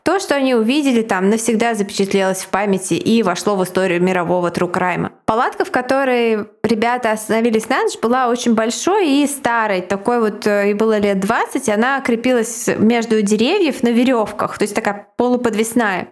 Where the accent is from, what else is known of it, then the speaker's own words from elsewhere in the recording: Saint Petersburg, Russia; Я жила в соседнем доме с визовым центром на Марата